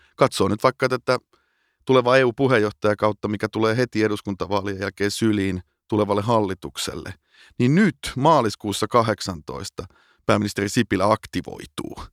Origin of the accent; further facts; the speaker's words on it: Finland; moved away as an adult; also born or lived in Amsterdam, Netherlands / London, United Kingdom; kun mä tulin takaisin Suomeen